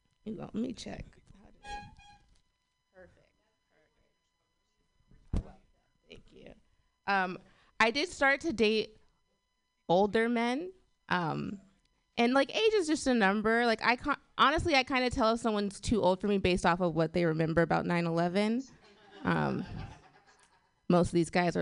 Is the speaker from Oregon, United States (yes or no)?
yes; Portland, Oregon, United States; I'm from Portland. Yeah, it's exciting. If you don't know about Portland, Portland's very white